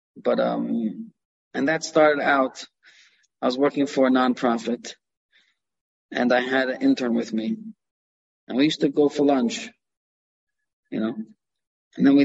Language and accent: English; New York City, New York, United States; I grew up in Canarsie, uh-huh. Brooklyn.